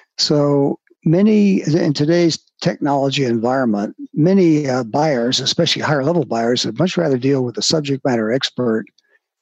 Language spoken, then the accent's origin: English; Washington, District of Columbia, United States; I'm born and raised in Washington, D.C.